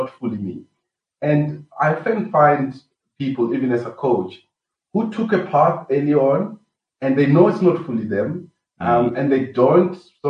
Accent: Venda, Limpopo, South Africa; moved away as an adult; also born or lived in Cape Town; I was raised up in Venda, Limpopo, in a village called Begwa

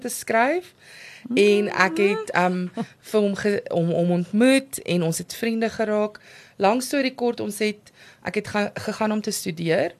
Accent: Amanzimtoti, KwaZulu-Natal, South Africa; ek het groot geword in Amazimtoti.

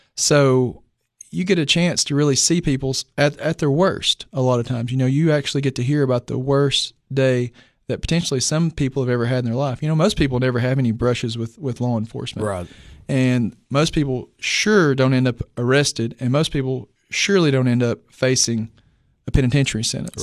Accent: Clay County, Tennessee, United States; I'm actually from Clay County

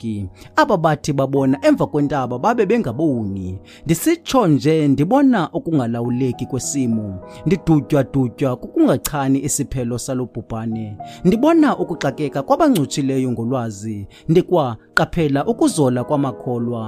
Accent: Eastern Cape, South Africa; I'm from South Africa at Eastern Cape.

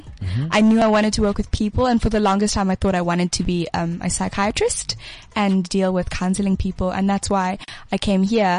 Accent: Bulawayo, Zimbabwe; moved away as an adult; also born or lived in Cape Town; I grew up in a really small town, Bulawayo.

